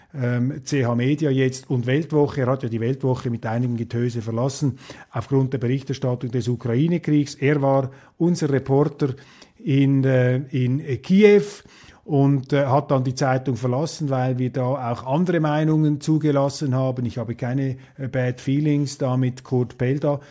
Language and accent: German; Switzerland; als Schweizer